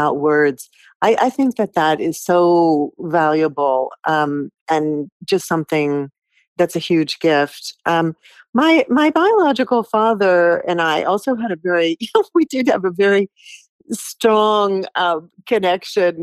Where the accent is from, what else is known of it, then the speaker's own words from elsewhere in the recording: United States; also born or lived in Stuttgart, Germany; me being American